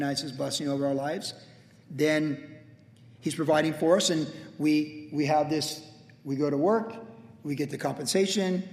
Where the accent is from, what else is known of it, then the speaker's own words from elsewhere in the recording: Vista, California, United States; I talked about growing up in Vista. Vista is a great place to grow fruit.